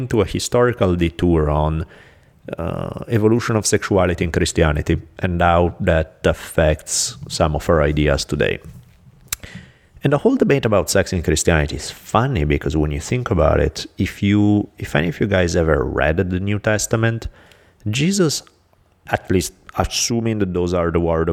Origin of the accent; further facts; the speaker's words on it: Italy; moved away; I'm from Italy.